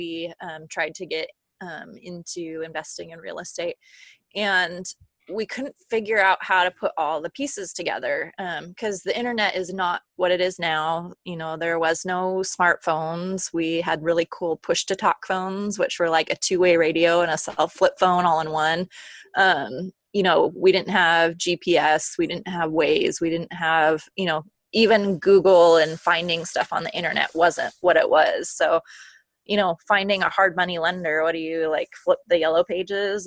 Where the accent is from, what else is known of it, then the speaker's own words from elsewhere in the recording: Bellingham, Washington, United States; moved away as an adult; now in Minnesota, United States; I'm from a little town called Bellingham, Washington, about an hour and a half north of Seattle. I'm currently residing in Minnesota